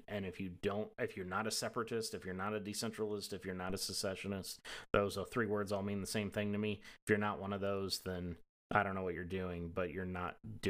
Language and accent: English; Appalachia, United States; accent: Southern; So you probably can't tell from my voice because I've trained myself out of that accent stupidly when I was younger. But I grew up in Appalachia